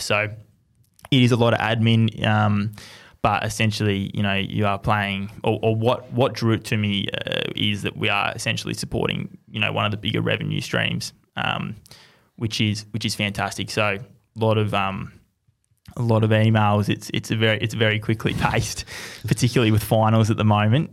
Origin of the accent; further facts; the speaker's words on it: Melbourne, Victoria, Australia; growing up in Melbourne